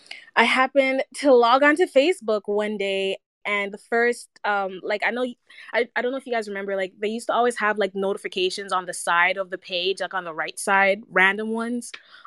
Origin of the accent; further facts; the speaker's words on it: United States; especially in the States, growing up in the South Side, the music there, highly, highly influential towards my sound